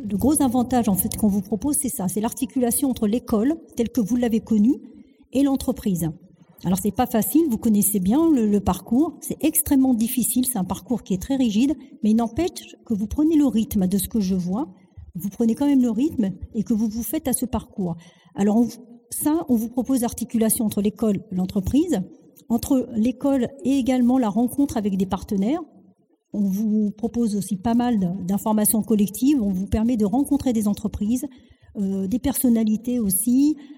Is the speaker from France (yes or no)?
yes; France; also born or lived in Algeria; Je suis venue, enfin, on m'a fait venir. J'avais même pas